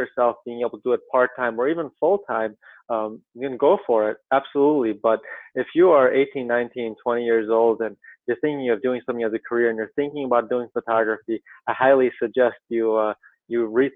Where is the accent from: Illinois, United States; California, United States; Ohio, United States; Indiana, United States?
Ohio, United States; now in Connecticut, United States; I live in Connecticut at this time, and I grew up in Ohio